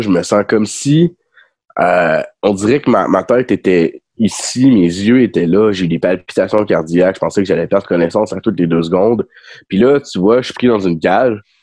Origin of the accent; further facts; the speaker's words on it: Rimouski, Quebec, Canada; moved away as an adult; j'ai grandi à Rimouski